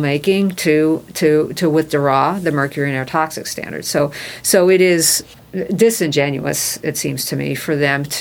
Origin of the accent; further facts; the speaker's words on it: Indiana, United States; my home state